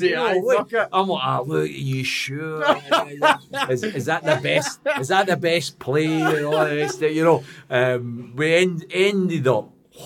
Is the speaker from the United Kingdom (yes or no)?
yes; Glasgow, Scotland, United Kingdom; I'm from Pollock.